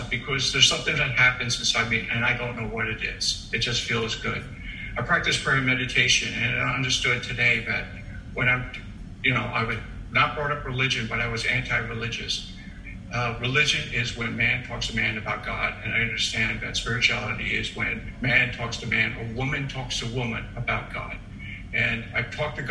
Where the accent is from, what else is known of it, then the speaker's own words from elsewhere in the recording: New York City, New York, United States; I was originally born from Staten Island.